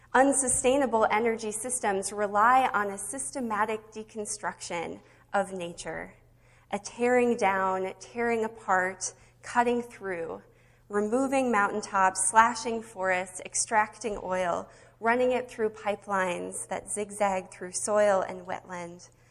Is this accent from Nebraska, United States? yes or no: yes; Nebraska, United States; now in Minnesota, United States; growing up in Nebraska on the Windy Prairie